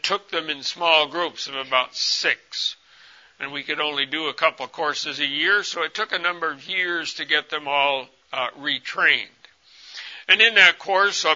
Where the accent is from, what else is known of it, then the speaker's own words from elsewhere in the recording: United States; moved away as an adult; also born or lived in Congo; I'm a white man, I'm from America